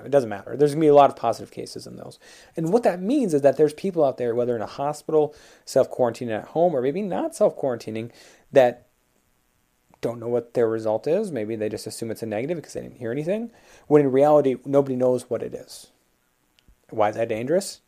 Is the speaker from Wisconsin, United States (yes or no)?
no; Minnesota, United States; my home state, Minnesota